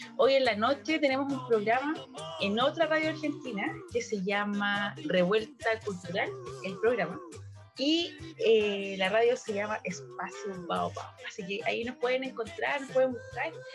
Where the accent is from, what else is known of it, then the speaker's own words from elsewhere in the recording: Valparaíso, Chile; soy de Valparaíso